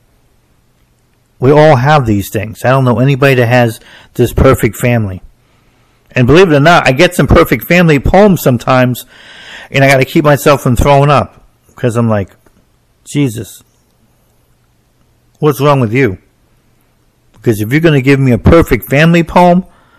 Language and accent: English; New Jersey, United States; I'm from New Jersey, so we don't have county fairs